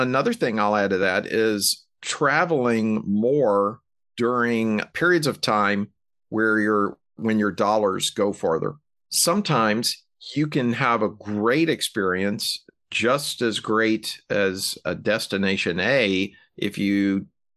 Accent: Alabama, United States; moved away; I'm from Alabama and I still regularly visit family and friends there

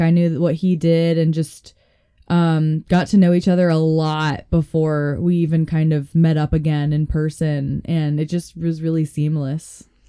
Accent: Boulder, Colorado, United States; moved away as an adult; also born or lived in Florida; now in Denver, United States; my hometown, Boulder, Colorado

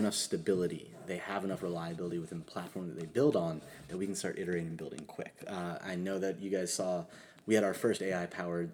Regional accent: Cincinnati, Ohio, United States; I'm from Cincinnati

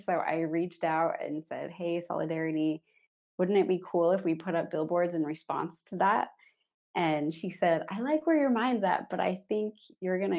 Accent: Salt Lake City, Utah, United States; moved away as an adult; also born or lived in Germany / Sunnyvale, California / San Francisco / China; I grew up in Salt Lake in a big blue-collar family and ended up going to college there to save some money

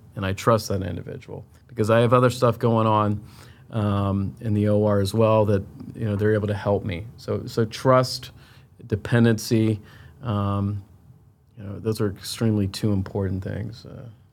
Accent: Tampa, Florida, United States; moved away as an adult; also born or lived in Chicago / Miami / Philadelphia; I'm originally from Tampa, Florida

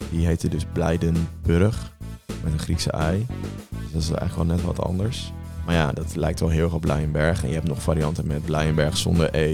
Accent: Gelderland, Netherlands; ik kom ook van de Veluwe

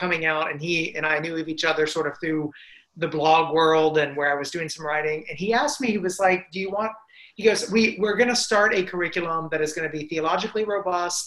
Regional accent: Middle Tennessee, United States; also born or lived in Romania; I grew up in Middle Tennessee in a Christian family

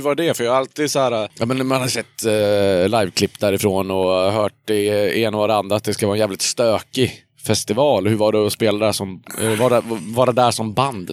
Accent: Hudiksvall, Gävleborg County, Sweden; i Hudiksvall, där jag kommer ifrån

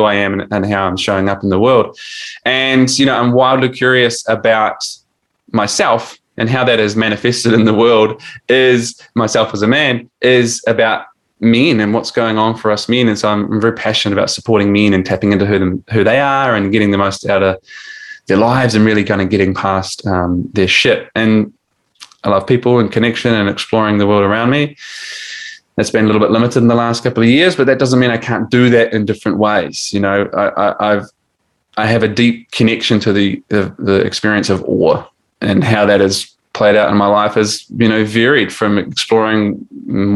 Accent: New Zealand; now in Australia; I'm 40 and I'm from New Zealand, but I live in Australia.

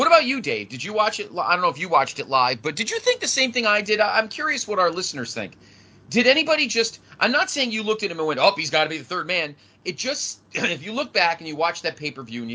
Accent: Connecticut, United States; growing up in Connecticut, I was a huge WWF fan

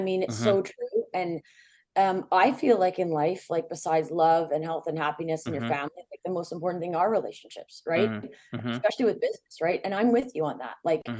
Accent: Vancouver, British Columbia, Canada; born there; I'm proud Canadian. I was born in Vancouver, but I have, you know, lived all over the world.

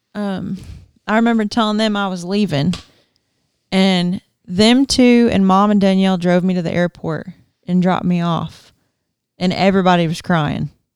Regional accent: Georgia, United States; moved away; growing up in Georgia, like, we have tornadoes

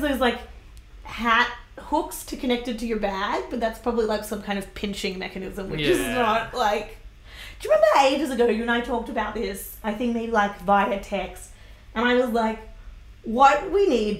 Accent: Sydney, New South Wales, Australia; moved away as an adult; now in Brisbane, Australia; I'm from Greater Sydney

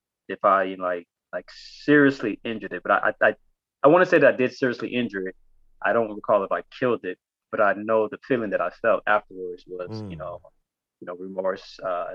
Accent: Ibadan, Oyo, Nigeria; born there; So I was born in Ibadan, and in 1971

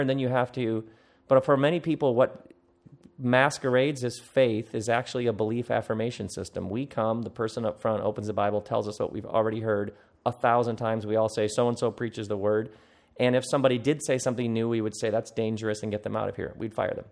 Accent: Okemos, Michigan, United States; I come from Okemos, Michigan.

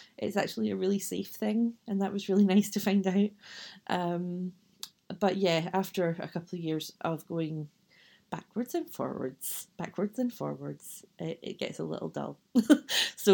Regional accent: west of Scotland, United Kingdom; now in Edinburgh, United Kingdom; The accent probably gives it away, but I am from Scotland, from the west of Scotland originally, but now I live in Edinburgh.

